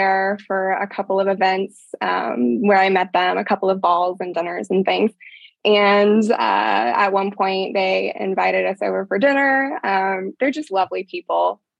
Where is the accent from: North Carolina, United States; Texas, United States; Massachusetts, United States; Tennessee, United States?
Tennessee, United States; moved away as an adult; now in Kentucky, United States; I'm from Tennessee.